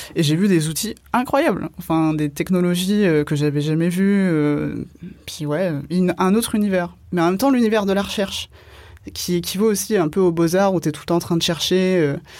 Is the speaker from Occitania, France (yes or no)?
yes; Gard, Occitania, France; also born or lived in Alès / Ardèche / Reims; now in Marseille, France; Je suis née à Alès, dans les Cévennes, dans le Gard. Et j'ai grandi du coup entre bah, le 307, ce qu'on appelle le 307, le Gard